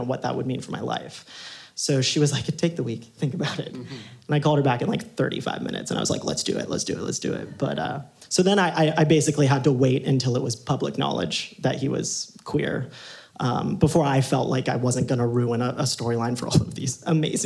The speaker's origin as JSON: {"language": "English", "region": "Ohio", "country": "United States", "tie": "born or raised there", "said": "I grew up in Ohio"}